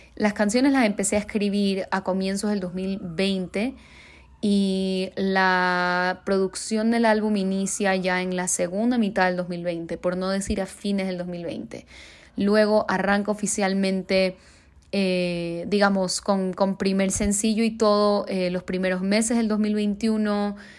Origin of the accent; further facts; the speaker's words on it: Guayaquil, Guayas, Ecuador; now in Mexico City, Mexico; soy una cantautora de Guayaquil, Ecuador, que vive en Ciudad de México